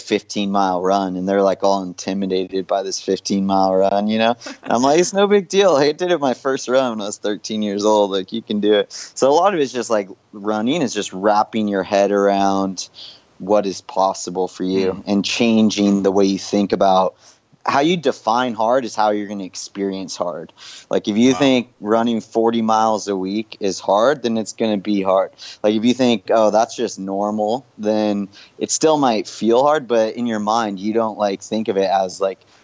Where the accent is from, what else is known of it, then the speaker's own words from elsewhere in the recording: Big Bear Lake, California, United States; I was 13 years old in my hometown, Big Bear Lake in California